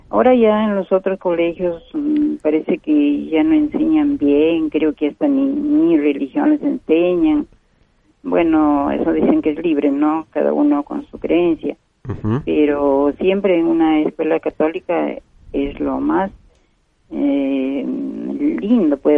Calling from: Comas, Lima, Peru; de Comas.

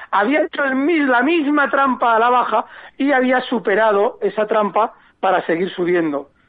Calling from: Las Palmas, Canary Islands, Spain; Hola, buenas tardes. … de Las Palmas.

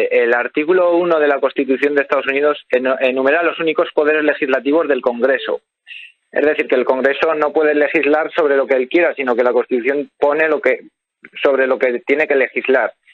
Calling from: La Rioja, Spain; de La Rioja.

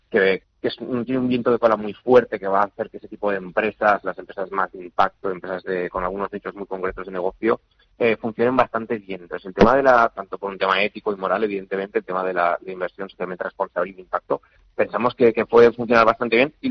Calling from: Madrid, Community of Madrid, Spain; Hola, buenos días. Eh … de Madrid.

